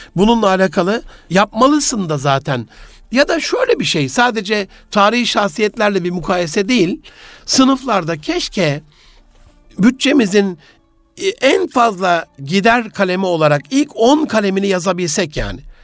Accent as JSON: {"language": "Turkish", "region": "Gaziantep", "country": "Turkey", "tie": "born or raised there", "moved": "yes", "said": "memleketim Gaziantep'te"}